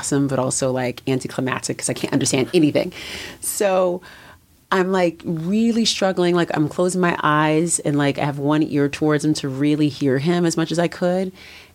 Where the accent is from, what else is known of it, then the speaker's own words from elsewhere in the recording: California, United States; moved away as an adult; also born or lived in New York; I was in New York and I'm from California